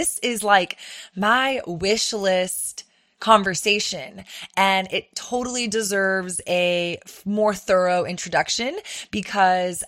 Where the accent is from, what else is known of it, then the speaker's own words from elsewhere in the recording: Austin, Texas, United States; my hometown in Austin